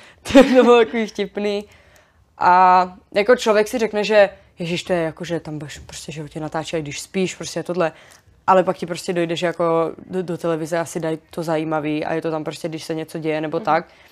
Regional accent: Frýdek-Místek, Moravian-Silesian Region, Czechia; já jsem z Frýdku místku

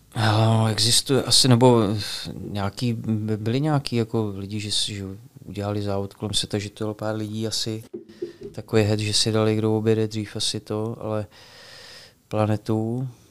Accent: Bohemia, Czechia; u nás v Čechách

